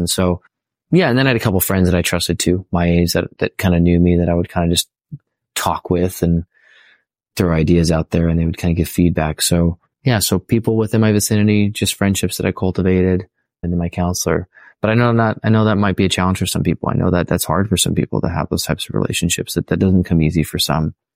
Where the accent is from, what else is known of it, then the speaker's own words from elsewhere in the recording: California, United States; also born or lived in San Diego; I'm from California